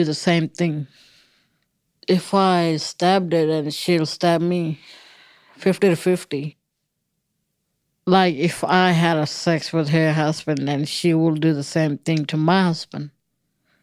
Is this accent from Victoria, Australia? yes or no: no; Alice Springs, Northern Territory, Australia; I'm from Alice Springs in the middle of Australia.